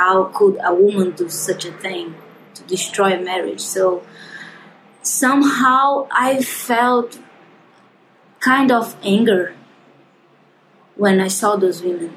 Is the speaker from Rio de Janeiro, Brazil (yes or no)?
no; João Pessoa, Paraíba, Brazil; we are from João Pessoa